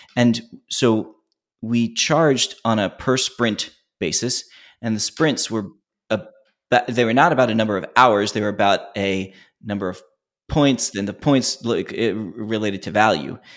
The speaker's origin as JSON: {"language": "English", "town": "Philadelphia", "region": "Pennsylvania", "country": "United States", "said": "we're originally from Philly"}